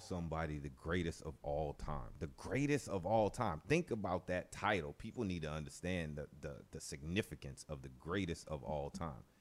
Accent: New Orleans, Louisiana, United States; growing up in New Orleans

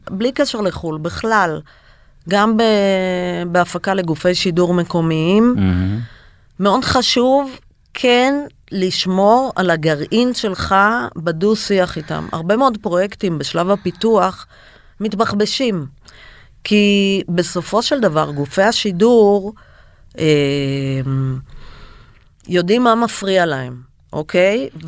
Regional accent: Israel; אנחנו ישראלים, אין איזון בינינו ובין איראן למשל.

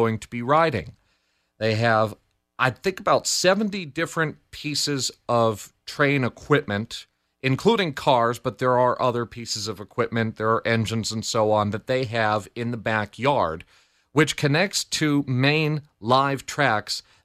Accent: United States; I'm in America, I'm from America

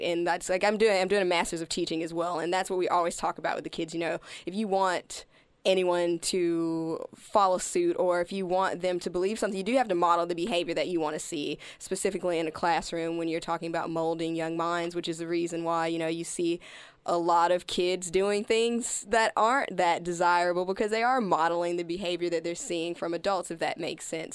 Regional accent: Alabama, United States; also born or lived in Arizona / Colorado; now in Melbourne, Australia; I grew up in Alabama

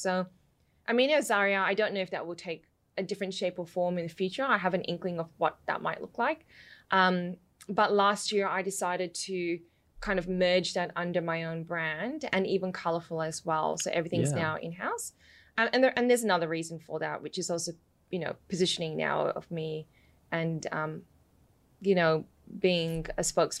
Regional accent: London, United Kingdom; born there; because when I was born in London, in the area that we lived, there were a lot of Nigerians.

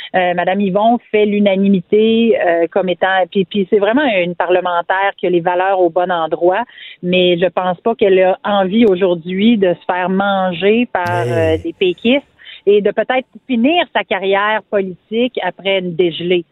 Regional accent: Quebec, Canada; je suis québécoise. Je m'identifie comme québécoise. Je suis francophone, francophile

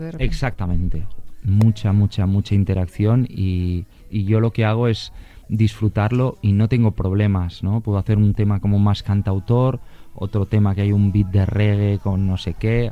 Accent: Barcelona, Catalonia, Spain; he nacido en, Barcelona

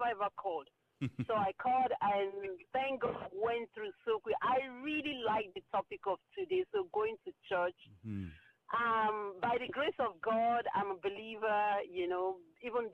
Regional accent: Nigeria; now in Maryland, United States; I'm from Nigeria. My husband's from Nigeria too

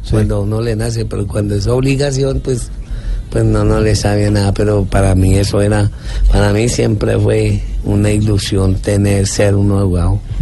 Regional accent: Bogotá, Colombia; Yo nací aquí en Bogotá.

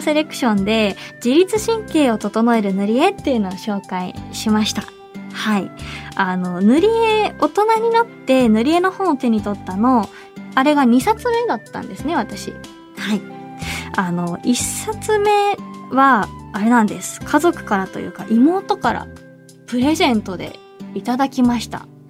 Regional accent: Hiroshima, Japan; now in Tokyo, Japan; 生まれ育って馴染みが深い

